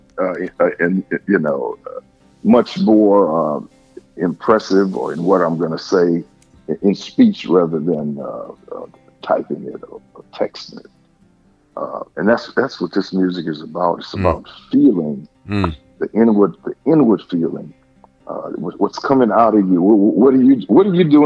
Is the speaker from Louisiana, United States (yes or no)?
yes; New Orleans, Louisiana, United States; I was born and raised in New Orleans